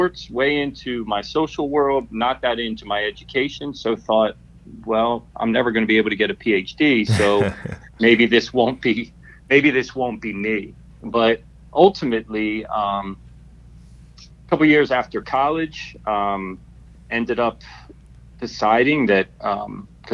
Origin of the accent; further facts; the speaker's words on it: Harrisburg, Pennsylvania, United States; I grew up in Harrisburg, Pennsylvania